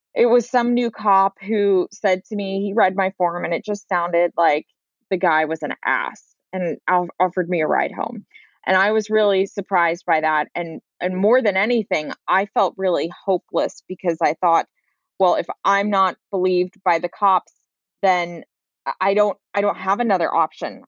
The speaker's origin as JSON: {"language": "English", "town": "San Francisco", "region": "California", "country": "United States", "tie": "born or raised there", "said": "I grew up in San Francisco proper."}